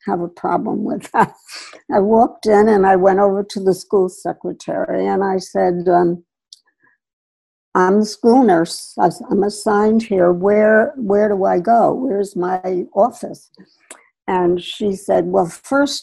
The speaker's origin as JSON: {"language": "English", "region": "New York", "country": "United States", "tie": "born or raised there", "also_born_or_lived": "New Jersey / Washington, D.C.", "moved": "as an adult", "lives_now": "Connecticut, United States", "said": "we moved from New Jersey into the city of New York when I was about 7"}